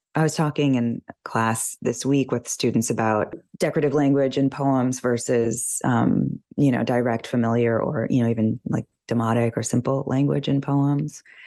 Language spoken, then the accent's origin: English; United States; somebody from this country, you know, and as an American